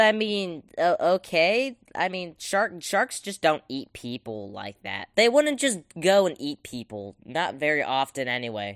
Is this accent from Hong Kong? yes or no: no; the South, United States; I am an American, in fact, and from the South as well